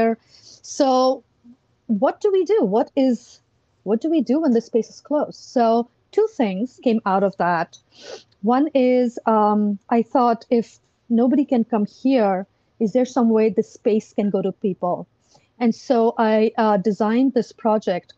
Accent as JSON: {"language": "English", "country": "India", "tie": "born or raised there", "moved": "as an adult", "lives_now": "Arlington, United States", "said": "I grew up in India"}